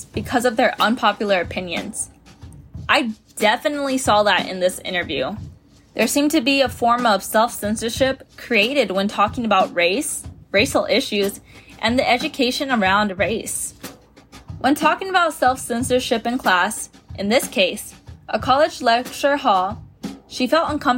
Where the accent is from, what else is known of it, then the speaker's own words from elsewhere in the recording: San Antonio, Texas, United States; I'm from San Antonio, Texas